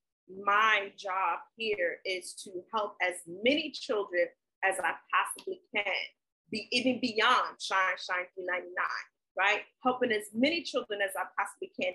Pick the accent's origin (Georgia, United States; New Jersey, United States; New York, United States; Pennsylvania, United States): New York, United States; New York City; also born or lived in South Carolina; I was born in South Carolina. My family is from the South. But I was raised in New York City. So I am a Brooklyn girl